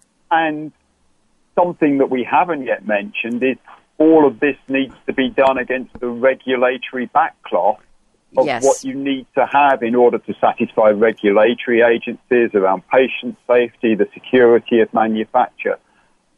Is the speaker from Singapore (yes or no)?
no; England, United Kingdom; it's the afternoon here in England at the moment